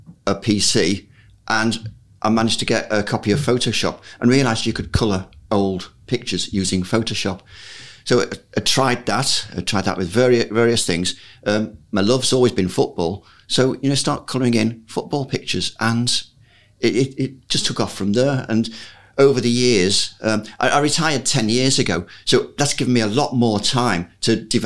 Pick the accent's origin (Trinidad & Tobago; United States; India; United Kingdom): United Kingdom; Liverpool, North West England; When I was a little lad growing up in Liverpool in the 50s and 60s